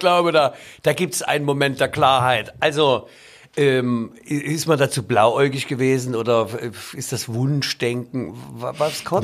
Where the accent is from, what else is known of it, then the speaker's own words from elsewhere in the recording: Leipzig, Saxony, Germany; als Leipziger